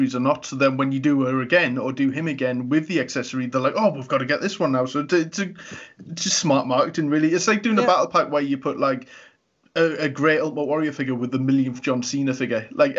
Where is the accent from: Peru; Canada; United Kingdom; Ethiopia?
United Kingdom; Newcastle upon Tyne, North East England; we are from Newcastle as well.